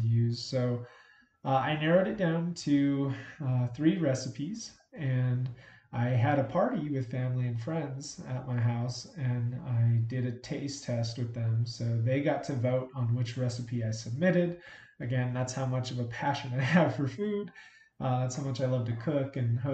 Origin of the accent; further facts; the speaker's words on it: Albuquerque, New Mexico, United States; I was born and raised in Albuquerque, New Mexico